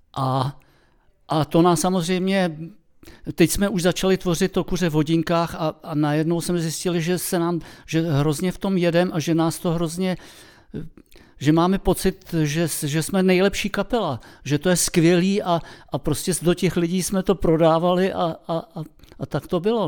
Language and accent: Czech; Czechia; jsme Češi